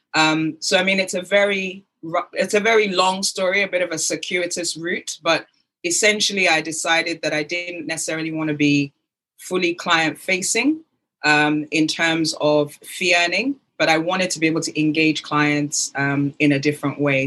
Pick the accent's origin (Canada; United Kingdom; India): United Kingdom; accent: British; also born or lived in Lagos, Nigeria; my British accent